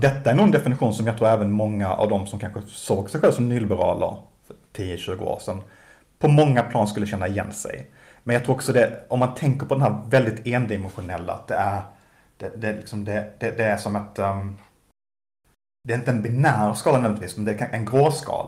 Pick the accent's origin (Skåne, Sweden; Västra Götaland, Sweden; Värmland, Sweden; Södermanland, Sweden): Skåne, Sweden; Malmö; Malmö som ju är min, min hemstad